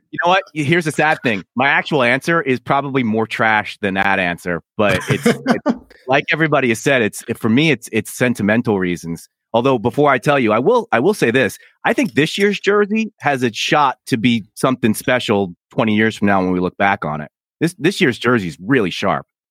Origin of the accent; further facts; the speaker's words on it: Philadelphia, Pennsylvania, United States; moved away as an adult; now in Washington, D.C., United States; That's where I was born and raised